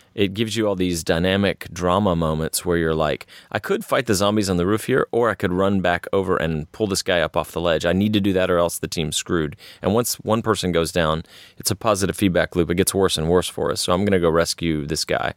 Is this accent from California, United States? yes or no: no; Texas, United States; growing up in Texas, uh, my family spent half their time on the Gulf Coast because that's where one part was from, and half the time in Central Texas